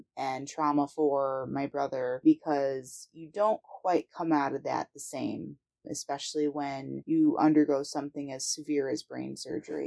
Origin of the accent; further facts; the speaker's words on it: Lansing, Michigan, United States; I'm from Lansing, Michigan